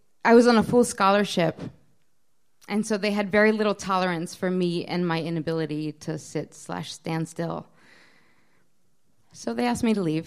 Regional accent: Baltimore, Maryland, United States; also born or lived in Israel; I turned two on the airplane from Israel to Baltimore. We were immigrating.

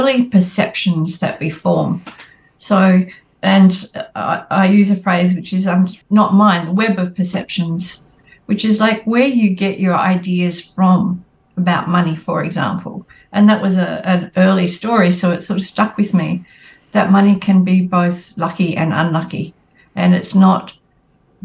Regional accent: Northern Wheatbelt, Western Australia, Australia; I grew up in the Northern Wheatbelt in Western Australia

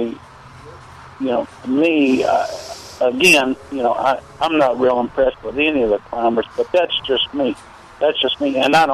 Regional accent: Kentucky, United States; moved away; growing up in Kentucky

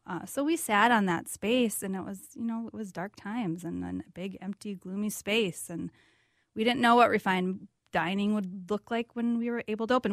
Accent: Valley City, North Dakota, United States; also born or lived in South Carolina / San Diego; now in Minneapolis, United States; I grew up in North Dakota, uh, a little town called Valley City, an hour west of Fargo

